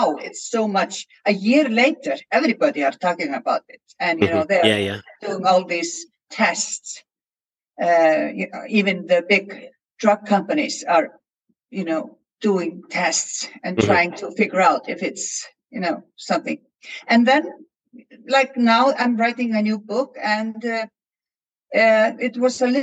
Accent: Iceland; I come from Iceland

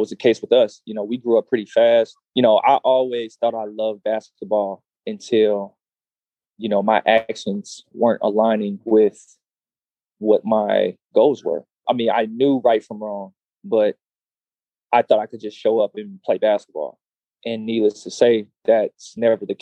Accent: Austin, Texas, United States; So I'm from Austin, Texas. Born and raised

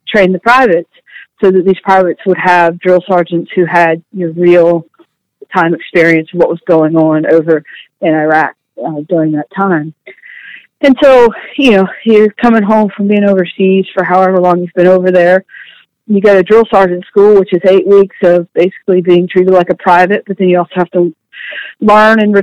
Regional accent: Virginia, United States; also born or lived in South Carolina; I grew up down in South Carolina and moved up to Virginia, where my family was from when I was about 10, and have been here and all over the United States since then

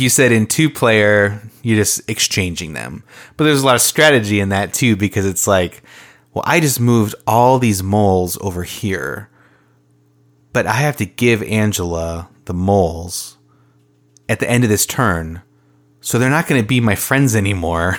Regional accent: Minnesota, United States; we are from Minnesota.

